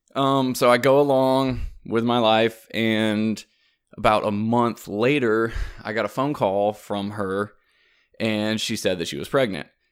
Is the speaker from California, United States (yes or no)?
no; South Carolina, United States; moved away as an adult; also born or lived in Louisiana; I'm from South Carolina